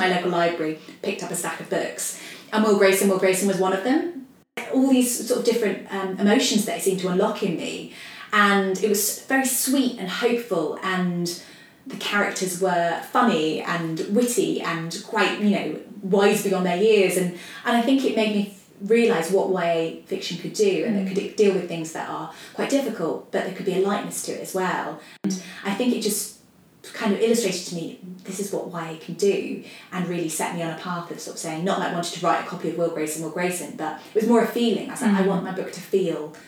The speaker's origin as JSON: {"language": "English", "town": "Nottingham", "region": "East Midlands", "country": "United Kingdom", "said": "I come from Nottingham"}